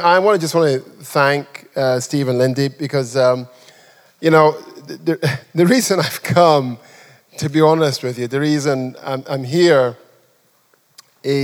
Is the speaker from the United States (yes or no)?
no; Nigeria; also born or lived in England; now in United Kingdom; I'm a Nigerian